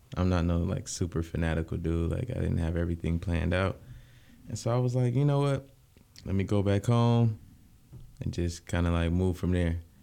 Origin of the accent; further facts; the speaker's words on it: Lansing, Michigan, United States; born and raised in South Lansing.